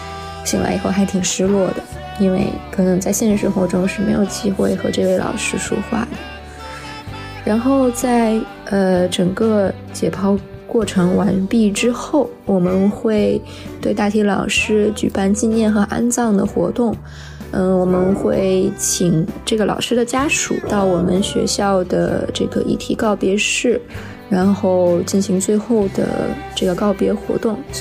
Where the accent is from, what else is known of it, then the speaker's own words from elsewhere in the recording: Beijing, China; 毛书记好，我是你的一位热心听众，我来自北京，我是一名医生。